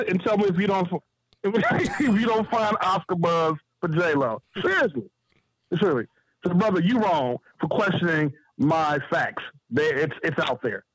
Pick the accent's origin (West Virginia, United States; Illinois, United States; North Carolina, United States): Illinois, United States; Chicago; I'm from Chicago